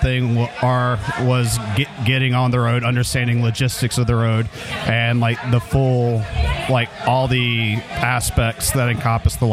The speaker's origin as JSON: {"language": "English", "region": "North Carolina", "country": "United States", "tie": "born or raised there", "moved": "yes", "said": "I grew up in North Carolina"}